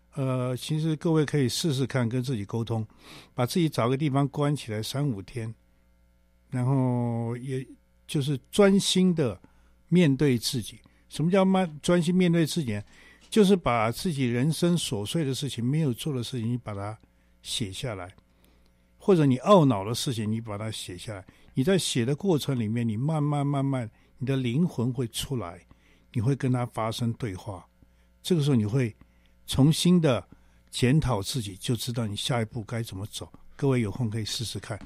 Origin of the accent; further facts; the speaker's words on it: Taipei, Taiwan; 我们以前小时候在台北的那个村子里面呢， 上海人跟南京人都有